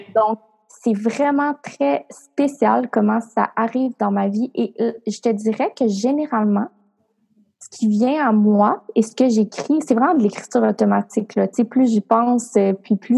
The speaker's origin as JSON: {"language": "French", "town": "Cap-Santé", "region": "Quebec", "country": "Canada", "tie": "born or raised there", "moved": "yes", "said": "ma ville natale où sont mes parents, mes ah, amis. Euh, en fait, moi, je viens de la campagne. Là. Je viens d'un village qui s'appelle Cap Santé"}